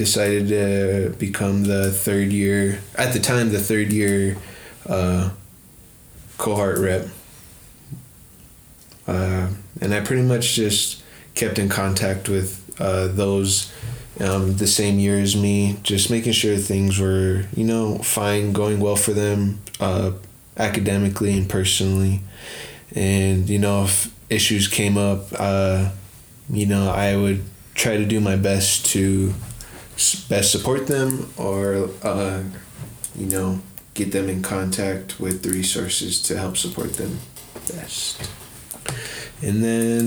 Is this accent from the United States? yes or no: yes; Rosebud Sioux Tribe, South Central South Dakota, United States; moved away as an adult; now in Denver, United States; I am Shichangu Lakota from the Rosebud Sioux Tribe in South Central South Dakota